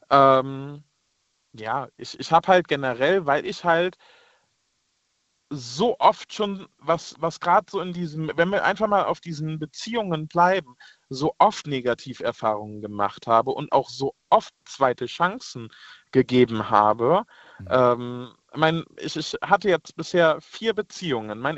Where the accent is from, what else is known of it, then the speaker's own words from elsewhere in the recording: Rhineland-Palatinate, Germany; Ich komme ja aus, äh, aus dem Westerwald, aus äh, Nähe Koblenz.